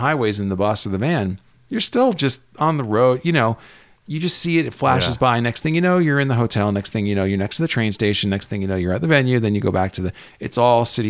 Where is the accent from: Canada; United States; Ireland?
United States; New Jersey; now in California, United States; I grew up in New Jersey, in suburban New Jersey